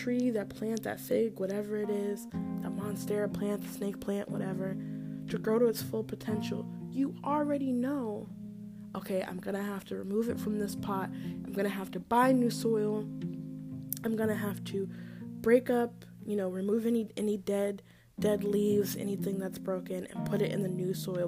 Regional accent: Maryland, United States; I'm from Maryland

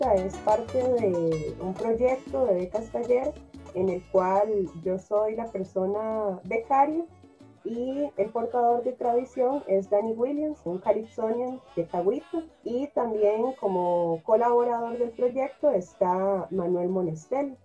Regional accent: Heredia, Costa Rica; yo tengo familia limonense, afrolimonense, pero yo crecí en Heredia

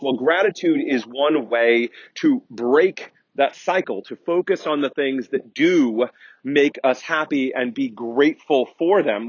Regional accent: United States; I'm very American centric, having grown up and lived here all of my life

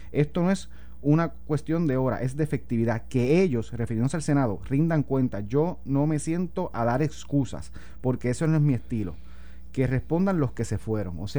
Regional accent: Guárico, Venezuela; No, pero él, yo, soy de Guarico, el el mío, es el otro.

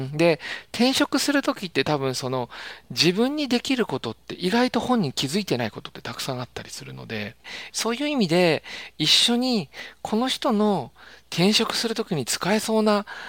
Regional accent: Kansai, Japan; 関西人なんで

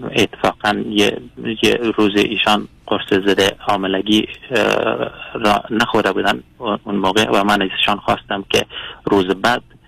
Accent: Afghanistan; moved away as an adult; now in Sweden; من از کشور سوئد زنگ میزنم اصالتا افغان افغانی هستم

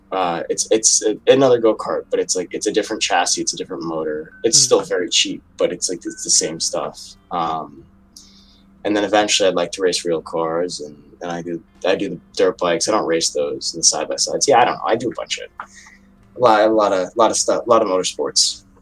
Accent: New York, United States; I'm from New York

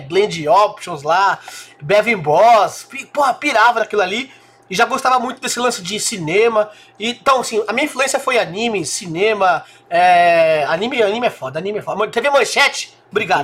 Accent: São Caetano do Sul, São Paulo, Brazil; eu tive a felicidade de nascer numa cidade próxima, São Caetano do Sul

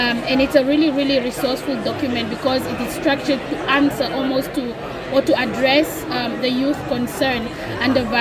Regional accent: Namibia; I'm from Africa and I'm from Namibia, a developing state on that matter.

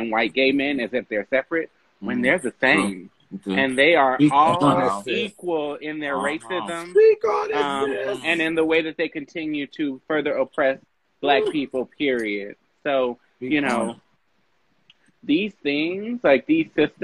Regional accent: New Orleans, Louisiana, United States; I'm from New Orleans

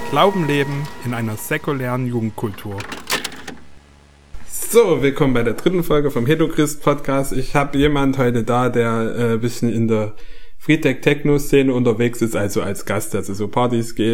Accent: Bühlau, Saxony, Germany; born or raised there

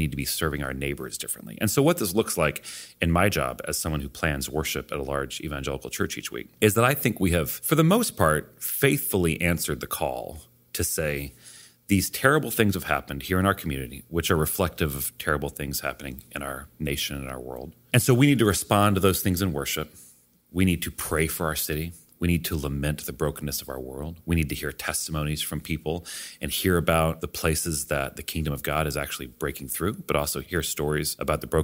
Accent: Charlottesville, Virginia, United States; my hometown of Charlottesville

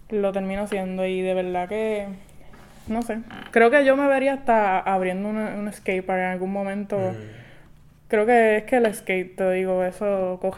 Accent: Quebradillas, Puerto Rico; porque yo soy de quebradilla.

